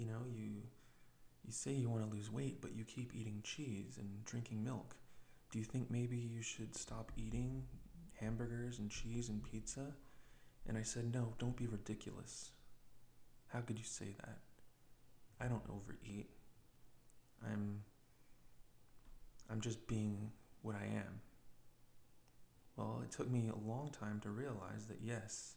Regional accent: United States; I'm an American person.

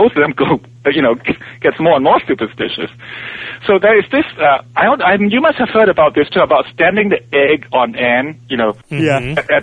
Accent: Malaysia; also born or lived in Hong Kong; now in United States; I was raised in I was born in Hong Kong, and our family moved to Borneo when I was about 3 or 4 years old

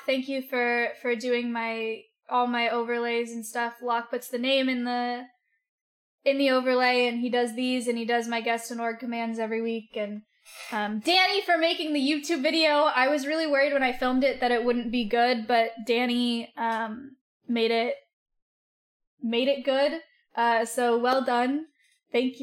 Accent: the Bay Area, California, United States; I grew up around in the Bay

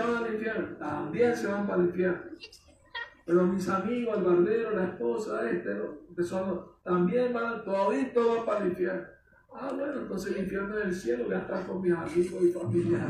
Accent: Mexico City, Mexico; Vengo del estado de la Ciudad de México y salgo a caminar siempre al parque Chapultepec

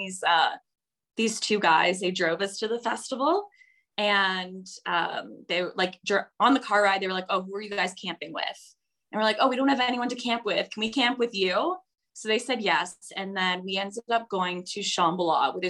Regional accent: Toronto, Ontario, Canada; moved away as an adult; now in Costa Rica; I grew up in Toronto and I drank a lot in high school

